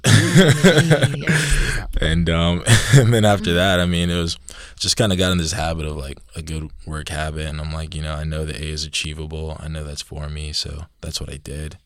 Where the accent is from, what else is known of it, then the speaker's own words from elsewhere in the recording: Georgia, United States; moved away as an adult; coming up here from Georgia. You know, down south, sweet tea, southern